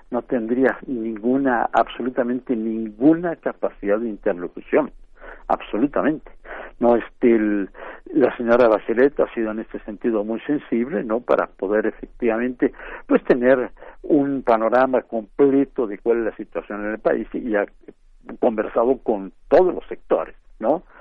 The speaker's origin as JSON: {"language": "Spanish", "country": "Mexico", "said": "No sé nosotros como mexicanos sabemos muy bien efectivamente cómo actúa."}